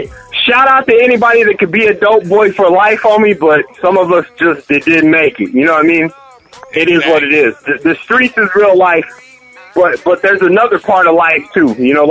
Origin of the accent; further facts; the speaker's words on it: Lawton, Oklahoma, United States; I grew up in Lawton. It's a gangster town, whatever.